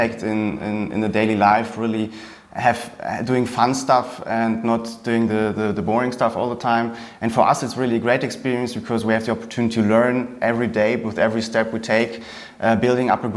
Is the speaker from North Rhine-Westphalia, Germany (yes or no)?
yes; Cologne area, North Rhine-Westphalia, Germany; moved away as an adult; also born or lived in England; now in St. Gallen, Switzerland; I grew up in Germany, in the area of Cologne, then lived in England for 2 years. Then I actually moved to Switzerland about 9 years ago